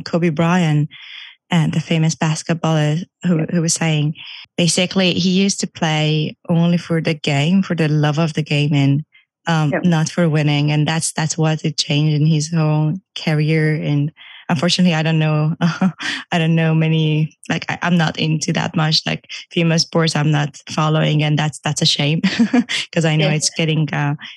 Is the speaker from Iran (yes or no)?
yes; Iran; moved away; I used to actually do competitive swimming back in Iran. I'm from Iran